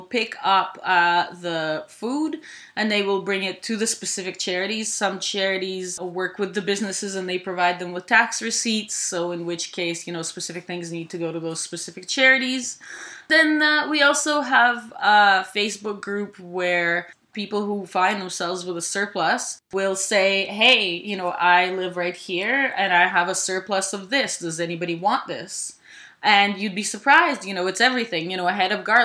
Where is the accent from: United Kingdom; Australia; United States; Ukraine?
Ukraine; now in Canada; I grew up in Ukraine.